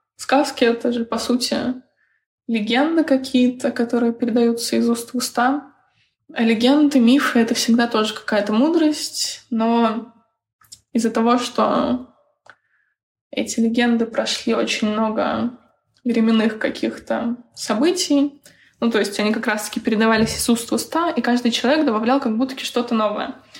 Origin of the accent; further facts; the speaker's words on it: Bryansk, Bryansk Oblast, Russia; я сама из Брянска